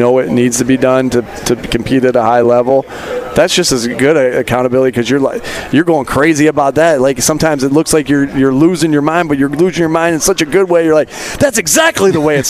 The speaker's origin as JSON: {"language": "English", "region": "East Coast", "country": "United States", "tie": "born or raised there", "said": "I grew up on the East Coast."}